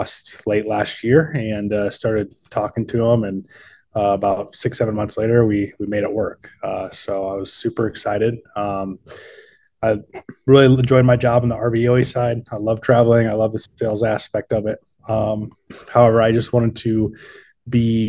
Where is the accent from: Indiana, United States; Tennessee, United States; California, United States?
Indiana, United States; Elkhart County; also born or lived in Steamboat Springs, Colorado; born and raised in Indiana, Elkhart County, which is the RV capital of the world.